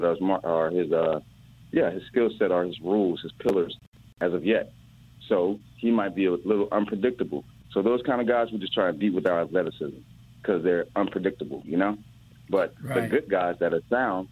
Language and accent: English; Miami, Florida, United States; also born or lived in Oxford, Ohio; I'm from Miami. I played at Scott Lake, Miami Pace, and Miramar